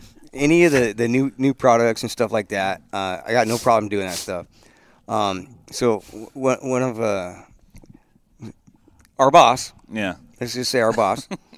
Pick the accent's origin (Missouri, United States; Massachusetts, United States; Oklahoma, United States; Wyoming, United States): Wyoming, United States; moved away as an adult; now in California, United States; I was like redneck from Wyoming.